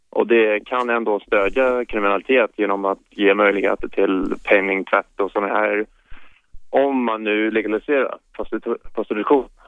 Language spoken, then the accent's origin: Swedish; New Zealand; now in Sweden; jag kommer faktiskt från Nya Zeeland